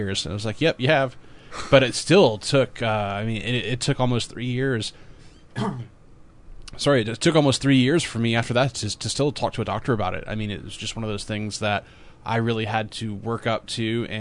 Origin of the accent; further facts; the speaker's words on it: the South, United States; I'm from the South